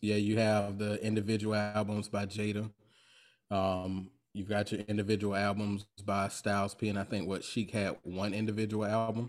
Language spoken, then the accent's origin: English; Jacksonville, Florida, United States; I'm from Duval County. I'm from Florida. Right. I'm 904 representative, Florida boy.